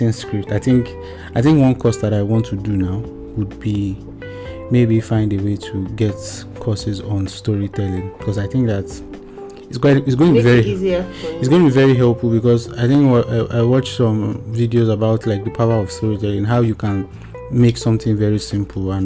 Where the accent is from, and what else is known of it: Nigeria